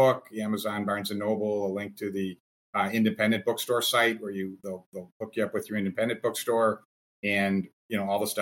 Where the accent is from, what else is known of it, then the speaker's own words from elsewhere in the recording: Minnesota, United States; I'm growing up in Minnesota